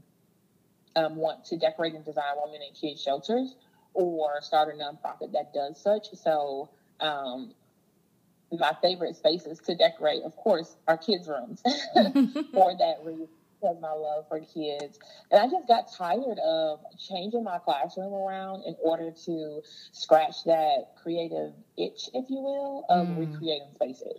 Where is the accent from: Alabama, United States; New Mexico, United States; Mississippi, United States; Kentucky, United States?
Mississippi, United States; Jackson; I was born in Jackson, Mississippi